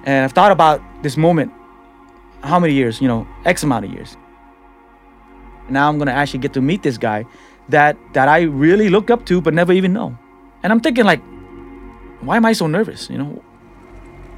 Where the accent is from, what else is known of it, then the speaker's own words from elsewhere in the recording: San Francisco, California, United States; also born or lived in Cambodia; I'm a guy from the Tenderloin that nobody expects to go to college and graduate